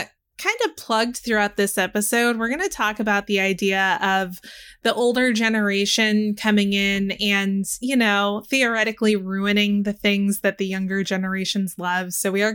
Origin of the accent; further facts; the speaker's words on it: Texas, United States; this was big when I was a kid growing up in Texas